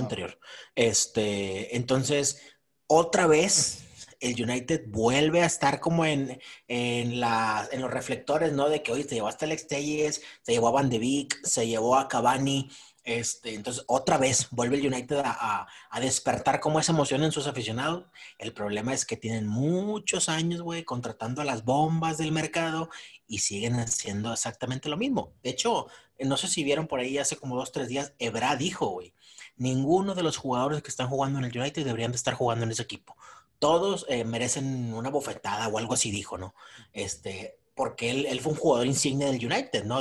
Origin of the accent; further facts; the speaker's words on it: Monterrey, Nuevo León, Mexico; nosotros como regios